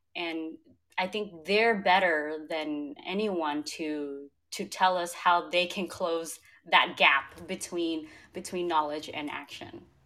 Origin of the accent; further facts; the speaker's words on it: United States; also born or lived in Cambodia; growing up in the US, but then seeing how climate and climate changes impacted my home country